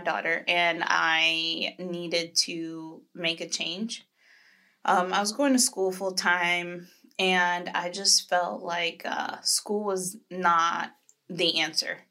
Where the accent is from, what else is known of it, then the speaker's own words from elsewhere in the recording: Florida, United States; now in Jacksonville, United States; I'm from Florida